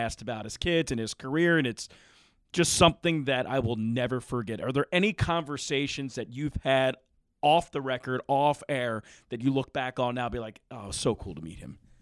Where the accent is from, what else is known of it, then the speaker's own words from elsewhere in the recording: Philadelphia, Pennsylvania, United States; I'm from Philadelphia